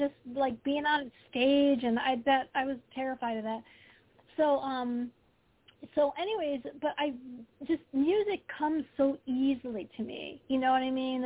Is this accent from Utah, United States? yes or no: no; Detroit, Michigan, United States; I grew up in the Detroit area